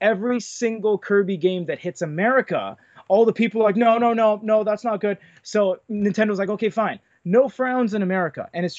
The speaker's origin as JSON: {"language": "English", "country": "Canada", "said": "I'm Canadian"}